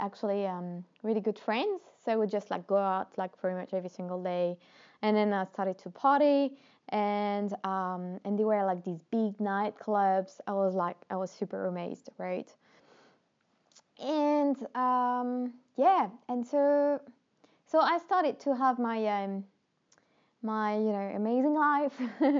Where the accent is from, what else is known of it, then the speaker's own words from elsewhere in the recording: Normandy, France; born there; English is a second language; I was born in Normandy, northwest of France. For those of you who are wondering where is my accent from, I got some people tell me, where is this accent coming from? Like, okay, you're French